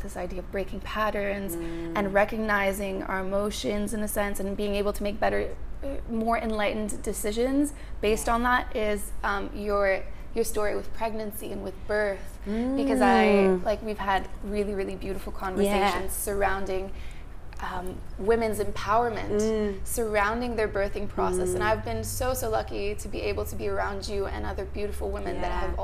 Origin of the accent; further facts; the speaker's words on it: Montreal, Quebec, Canada; now in Australia; I'm actually from Montreal